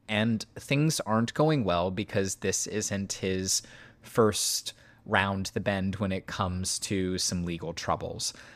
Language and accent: English; near Hollandsburg, West Central Indiana, United States; very near my hometown